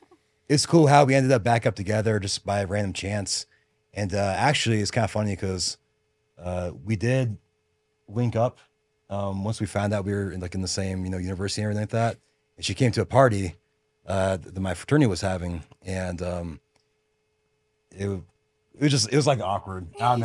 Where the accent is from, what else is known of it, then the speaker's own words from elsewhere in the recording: Phoenix, Arizona, United States; But I call Phoenix home. That's, you know, where I was at since like, I think I was like 8, 9 years old. I grew up there, you know, then went to Arizona State